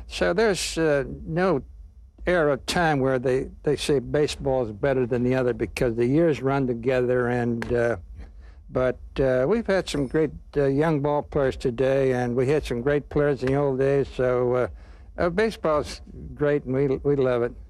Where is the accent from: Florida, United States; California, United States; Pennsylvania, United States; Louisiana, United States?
Pennsylvania, United States; Donora; born or raised there; moved away